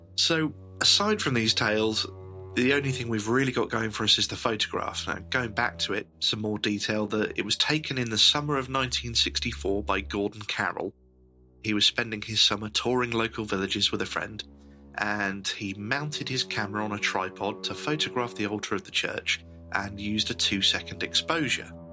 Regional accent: Northamptonshire, East Midlands, United Kingdom; we're not exactly short of ghosts and legends in Northamptonshire

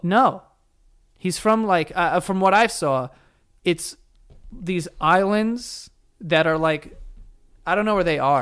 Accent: New York City, New York, United States; I grew up in New York City

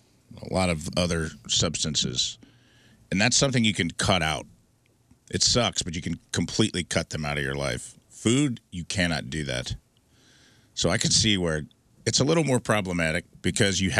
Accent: Dowell, Illinois, United States; the 500 people in my hometown, and there were a lot of Lanzinis and Ogolinis, a lot of Enis and Onis, and a lot. Like an exorbitant amount for Southern Illinois.

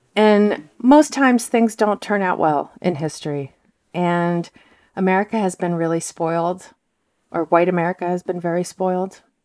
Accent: Moscow, Russia; now in United States; I'm from Moscow, and my parents are from Moscow

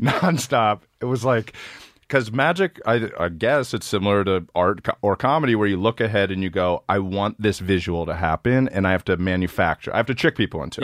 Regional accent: Maryland, United States; moved away; I'm from Maryland, and when we were in high school, we would ride our bikes through the city

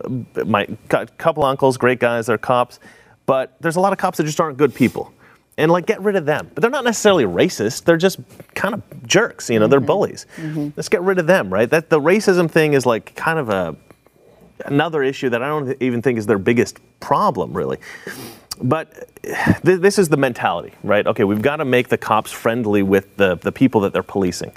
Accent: Oregon, United States; also born or lived in Portland, Oregon; I'm from Oregon. I've lived in Portland for several years

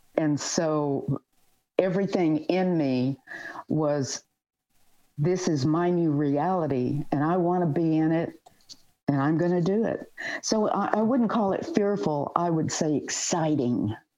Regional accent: the South, United States; moved away as an adult; also born or lived in California; I had, you know, been in the South and really not gone a lot of places out of my stomping grounds

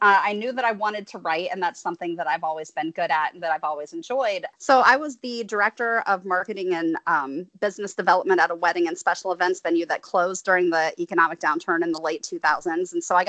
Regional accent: Marion, Ohio, United States; now in Atlanta, United States; I moved to Atlanta from Ohio, from Central Ohio, Marion representing here, home of the Popcorn Festival and one of the worst presidents in American history, Warren G. Harding. But I moved down here in 2005.

